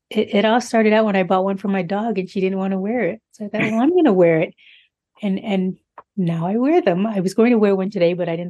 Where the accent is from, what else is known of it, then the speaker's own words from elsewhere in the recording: Pasadena, California, United States; I'm from Pasadena, California, a lifelong resident of Pasadena.